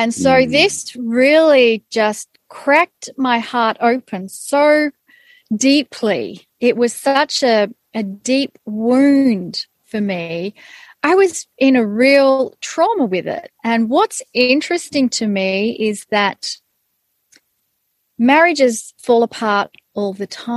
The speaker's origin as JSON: {"language": "English", "country": "Australia", "tie": "born or raised there", "said": "I was born in Australia. I had Hungarian parents who immigrated to Australia. So I was born up in a Hungarian culture, but then got immersed into being Australian."}